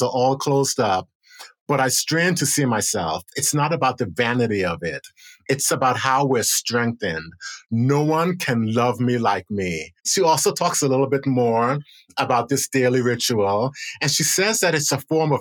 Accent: United States; also born or lived in Buenos Aires, Argentina; I felt so proud as an American, so proud as a Black American

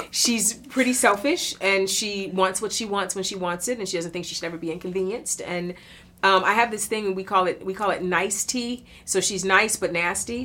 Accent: United States; I'm from America

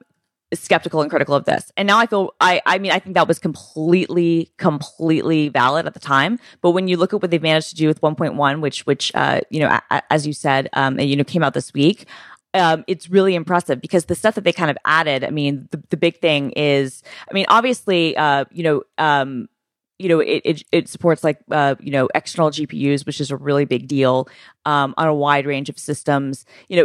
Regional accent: the South, United States; accent: Southern; I intentionally lost my Southern accent.

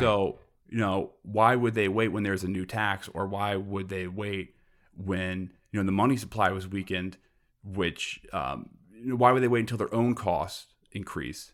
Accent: New York City, New York, United States; also born or lived in Long Island; now in Brooklyn, United States; I'm from Queens originally

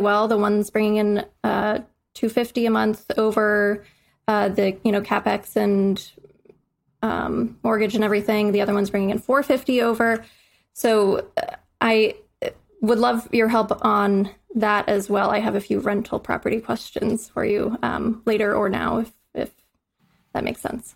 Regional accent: Midwest, United States; moved away; I'm from the Midwest

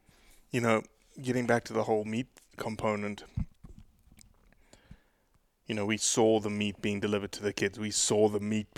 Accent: South Africa; I'm South African, right? I'm used to it.

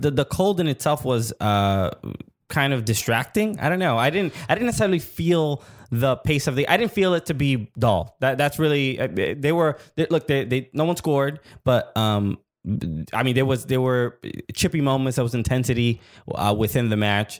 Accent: New York, United States; we from New York

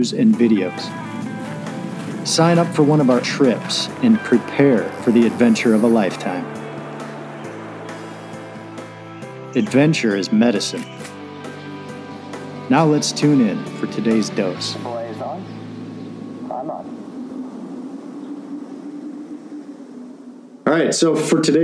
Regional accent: Jenison, Michigan, United States; we grew up in Jenison, not far from Grand Rapids

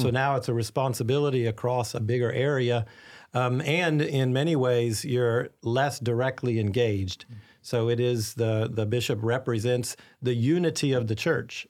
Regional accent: Arkansas, United States; now in St. Augustine, United States; I was raised in a ca, a very Catholic family in a small town in Arkansas

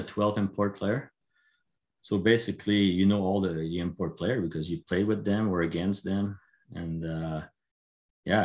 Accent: Quebec, Canada; I'm from Quebec

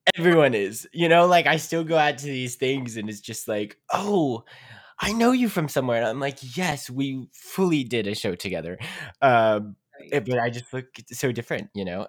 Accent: Pittsburgh, Pennsylvania, United States; we grew up in Pittsburgh, like near Pittsburgh

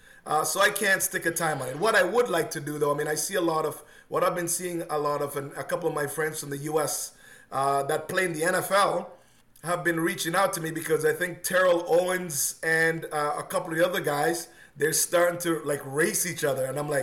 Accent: Oakville, Ontario, Canada; also born or lived in Jamaica; suburb of Oakville. That's hometown. That's where I've been. My parents moved here many years ago. So I came from Jamaica to here, and I still got a house here.

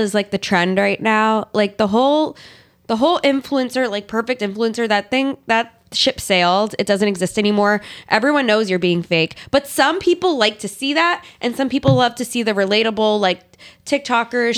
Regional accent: Pennsylvania, United States; I'm from Pennsylvania

